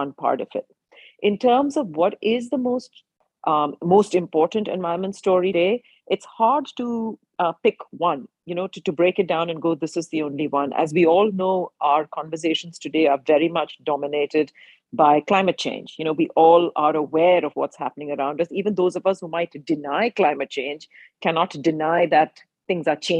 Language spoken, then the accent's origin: English; India; growing up in India at the time